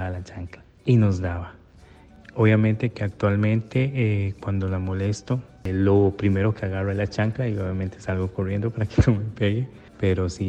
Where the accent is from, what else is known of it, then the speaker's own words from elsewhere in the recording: Madrid, Community of Madrid, Spain; soy de Madrid, España.